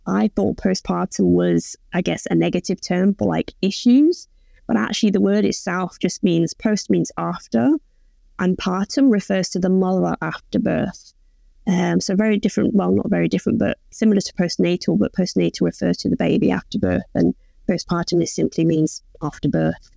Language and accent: English; England, United Kingdom; accent: English; now in Melbourne, Australia; obviously you can tell I'm, I'm English, so I come from England, but now I live in Melbourne